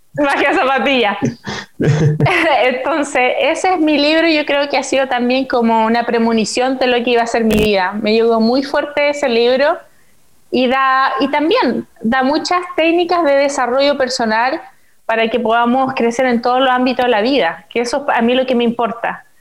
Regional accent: Coronel, Biobío, Chile; moved away as an adult; also born or lived in China; si nosotros habíamos nacido en coronel

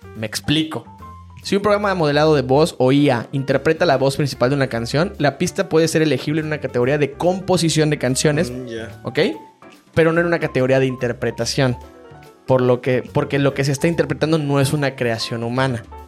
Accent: Mexico; como mexicanos en uno de los países más machistas en el mundo

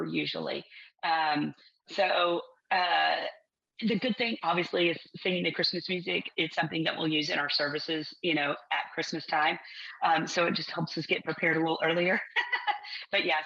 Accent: Texas, United States; growing up in Texas

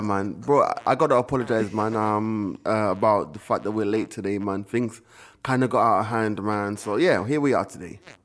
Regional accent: United Kingdom; also born or lived in Jamaica; we were British kids, we were in the Caribbean

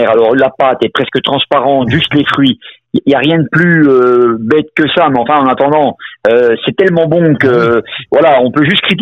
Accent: Morteau, Bourgogne-Franche-Comté, France; Alors moi je suis un mortuacien, non seulement pur chou, je suis né à Morteau, on ne peut pas faire plus souche que ça.

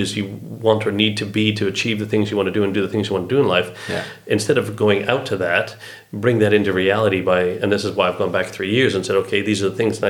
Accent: Canada; As a Canadian.

